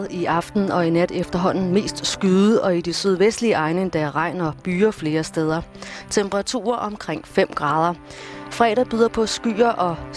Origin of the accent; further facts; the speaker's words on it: Zealand, Denmark; Jeg er fra Lolland.